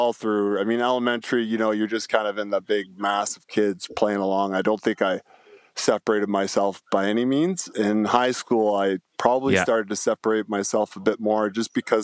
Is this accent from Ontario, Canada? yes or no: yes; Niagara Falls, Ontario, Canada; I grew up like in Niagara Falls, Ontario, probably not the nicest part of Niagara Falls